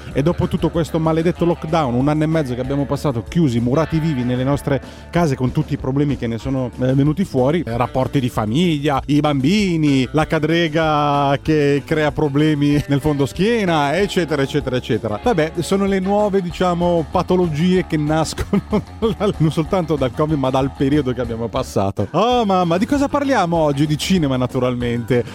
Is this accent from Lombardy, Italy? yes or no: no; Scilla, Calabria, Italy; moved away; sono nato a Scilla, ho sempre vissuto in un paese di pescatori nel vero senso della parola